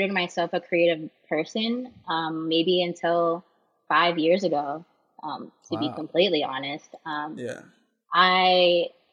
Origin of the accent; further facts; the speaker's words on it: San Diego, California, United States; moved away as an adult; I'm born and raised in San Diego. And up until 2 years ago, that's where I just always was.